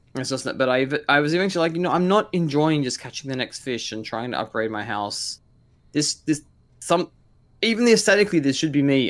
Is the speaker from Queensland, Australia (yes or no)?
no; Blue Mountains, New South Wales, Australia; also born or lived in Korea; I grew up in the Blue Mountains